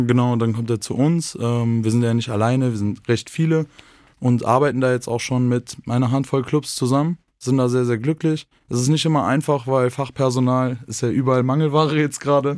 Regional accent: North Rhine-Westphalia, Germany; moved away as an adult; now in Vienna, Austria; in meiner Heimat nicht so bekommen in Nordrhein-Westfalen

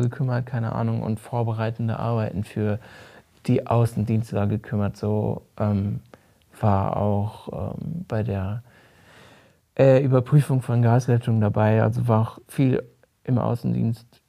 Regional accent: Rhineland-Palatinate, Germany; moved away; Ich bin auf dem Dorf aufgewachsen in Rheinland-Pfalz

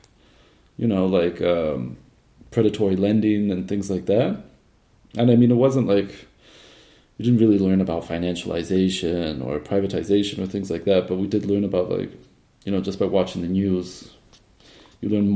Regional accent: Southern California, United States; I grew up in Southern California in the 1990s and early 2000s

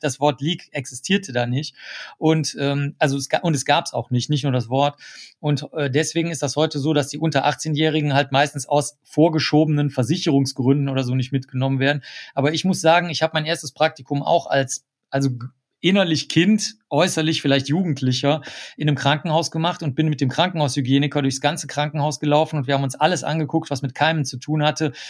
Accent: Cologne, North Rhine-Westphalia, Germany; Und ich war der Einzige von der gesamten Schule, und das ist das größte Gymnasium in ganz Köln

